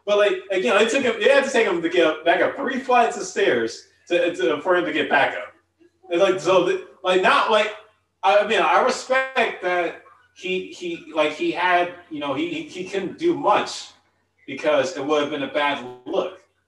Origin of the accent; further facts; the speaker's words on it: United States; as an American